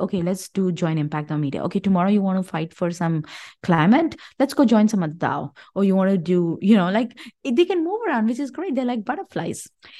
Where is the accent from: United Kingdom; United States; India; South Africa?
India; I mean, I come from India, and I know democracy doesn't work in India.